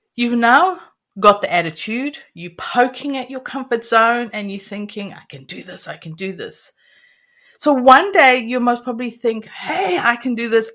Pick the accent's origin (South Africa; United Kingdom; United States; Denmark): South Africa; I grew up in South Africa and um, absolutely loved growing up in there